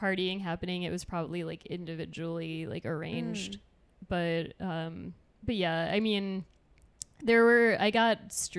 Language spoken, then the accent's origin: English; United States; I'm American.